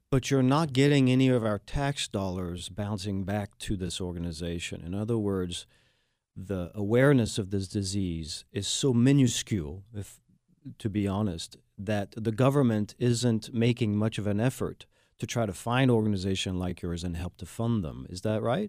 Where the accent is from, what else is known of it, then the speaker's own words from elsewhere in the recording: France; now in Houston, United States; I am the Texan from France and a proud Houstonian